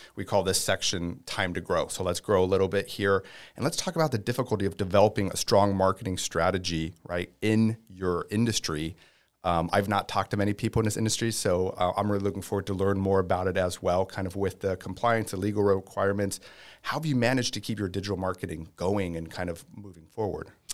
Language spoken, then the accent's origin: English; Tampa, Florida, United States; native, um, I don't know what we call ourselves, Tampians